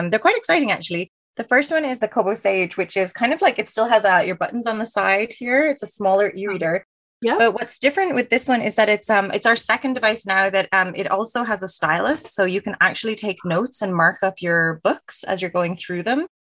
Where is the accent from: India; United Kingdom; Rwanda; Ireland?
Ireland; now in Canada; And I am originally from Ireland, which is why the accent is a little bit all over the place, but I've been in Canada now for almost 10 years.